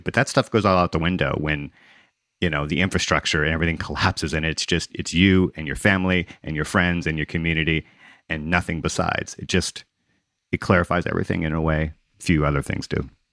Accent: Gulf Coast, United States; also born or lived in Mississippi / Louisiana; I grew up on the Gulf Coast in Mississippi and Louisiana

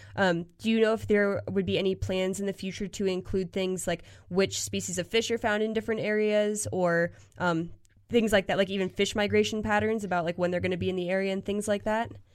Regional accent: Pennsylvania, United States; now in Colorado, United States; growing up in Pennsylvania

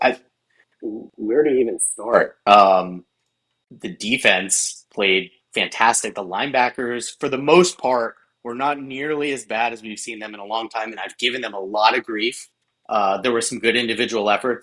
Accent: Massachusetts, United States; I grew up in Massachusetts.

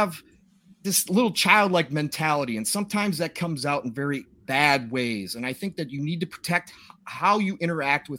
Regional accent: Minnesota, United States; I'm from Minnesota

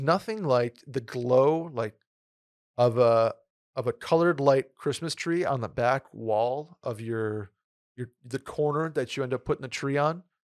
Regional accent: New York, United States; also born or lived in Saratoga; now in Texas, United States; growing up in New York

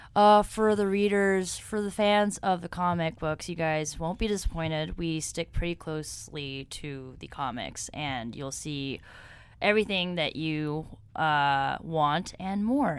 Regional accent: New York City, New York, United States; moved away as an adult; now in Los Angeles, United States; I'm originally from here, New York

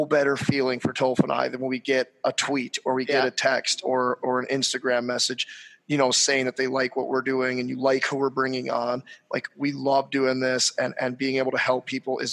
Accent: St. Louis, Missouri, United States; I'm from St. Louis

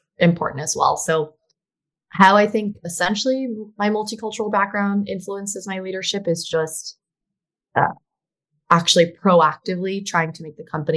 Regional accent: Miami, Florida, United States; I did grow up in Miami. That's the 305 area code.

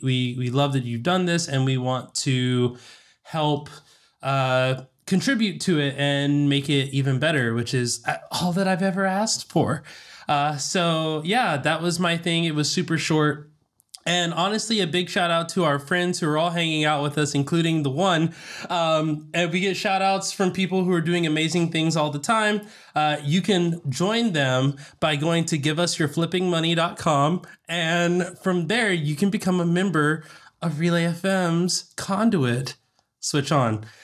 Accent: Southern, United States; accent: Southern; moved away; My Southern accent will peak out from time to time

